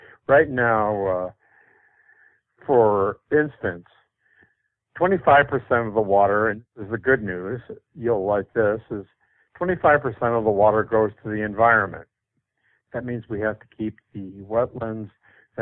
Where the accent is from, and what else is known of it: Indiana, United States; born or raised there; now in California, United States